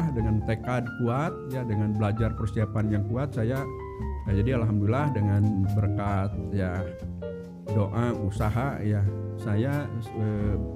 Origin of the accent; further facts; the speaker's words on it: Garut, West Java, Indonesia; now in Bandung, Indonesia; eh, apa sekarang tinggal di Bandung ya tapi eh, sebelumnya saya aslinya dari Garut ya nah bahkan dari Garut pun kalau misalkan ada yang tahu itu kota Garut itu masih apa masih 11 kilo yaitu ke kecamatan Wanaraja